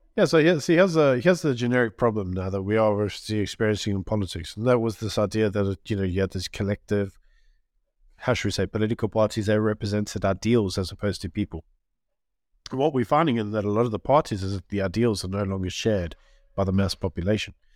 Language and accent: English; South Africa; we are all South African